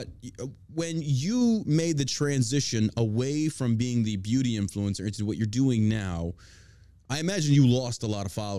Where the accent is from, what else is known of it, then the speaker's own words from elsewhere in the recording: New York, United States; Geez, I'm talking to a New Yorker. I grew up in New York. I have family in Staten Island. I would spend summers in Staten Island, Toms River, New Jersey.